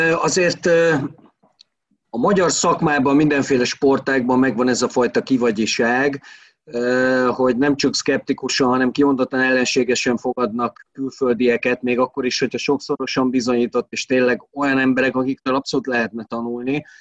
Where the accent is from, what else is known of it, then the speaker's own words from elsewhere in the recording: Veszprém, Veszprém County, Hungary; én ott nőttem fel a városba